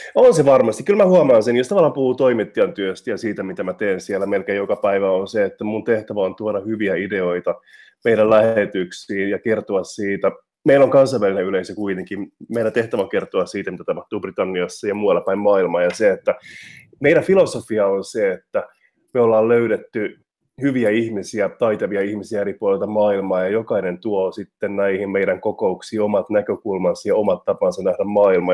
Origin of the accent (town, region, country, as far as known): Finland; moved away as an adult; also born or lived in Liverpool, United Kingdom / Manchester, United Kingdom; now in London, United Kingdom